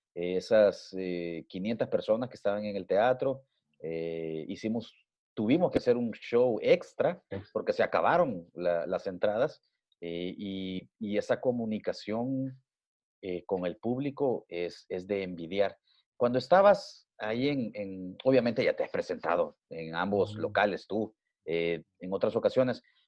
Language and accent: Spanish; El Salvador